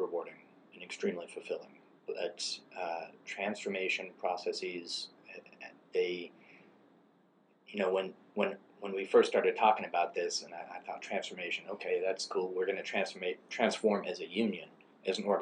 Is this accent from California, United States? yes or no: yes; California, United States; where I grew up in California